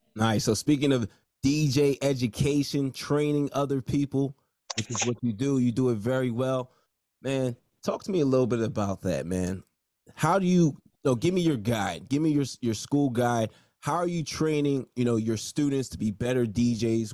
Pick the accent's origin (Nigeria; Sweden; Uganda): Nigeria; I'm Nigerian, so you know I was supposed to be a doctor